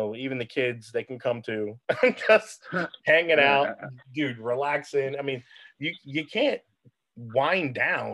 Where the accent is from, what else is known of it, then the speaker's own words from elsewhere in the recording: Philadelphia, Pennsylvania, United States; moved away as an adult; also born or lived in New Orleans, Louisiana / Blackwood, New Jersey; now in Florida, United States; I grew up on 10th and Wharton in South Philly, and, you know, then lived in South Jersey for a while, went to high school in Blackwood, New Jersey